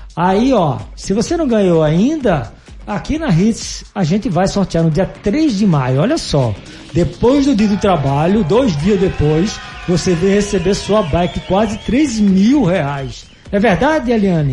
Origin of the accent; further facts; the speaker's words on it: Northeast Brazil, Brazil; aqui no estado de Pernambuco, eu sou nordestino